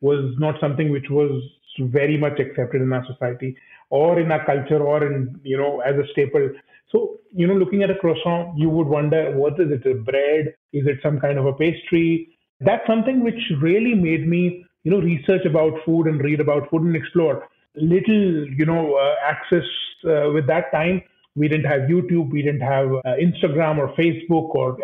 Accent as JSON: {"language": "English", "region": "Delhi", "country": "India", "tie": "born or raised there", "also_born_or_lived": "Australia", "moved": "as an adult", "said": "I'm a Delhiite, so I grew up in Delhi. I went to school in Delhi."}